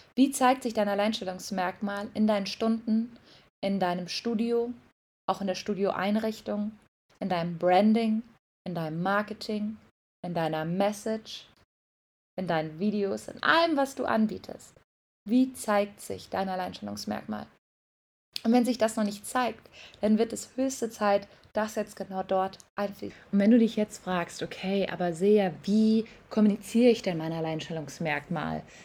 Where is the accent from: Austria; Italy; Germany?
Germany; Mainz, Rhineland-Palatinate; now in Bali, Indonesia; Ich komme übrigens aus Mainz